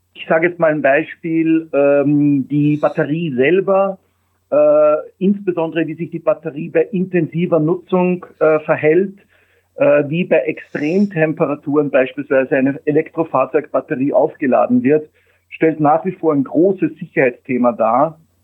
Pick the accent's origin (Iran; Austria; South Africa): Austria; moved away as an adult; now in Germany; ich bin Österreicher